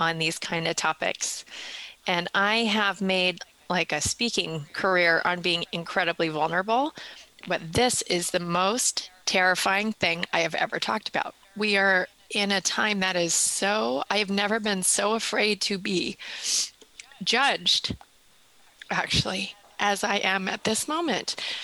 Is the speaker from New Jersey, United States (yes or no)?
no; Southern California, United States; Growing up in Southern California